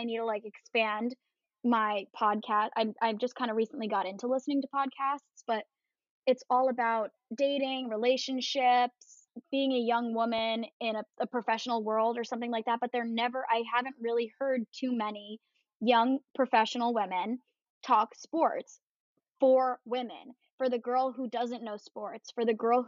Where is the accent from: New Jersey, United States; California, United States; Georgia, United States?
New Jersey, United States; I am from New Jersey.